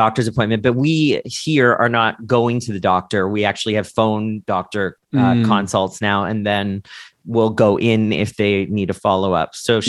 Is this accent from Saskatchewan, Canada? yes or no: no; Ontario, Canada; because I'm Canadian